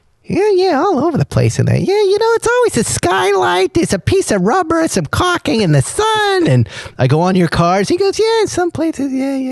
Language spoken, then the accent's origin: English; East Coast, United States; now in California, United States; I grew up on the East Coast.